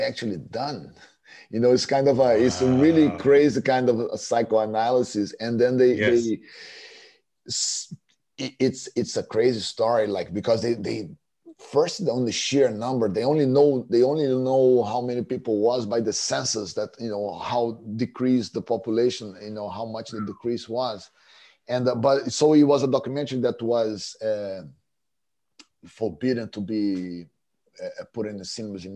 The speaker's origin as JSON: {"language": "English", "country": "Brazil", "tie": "born or raised there", "said": "growing up in Brazil"}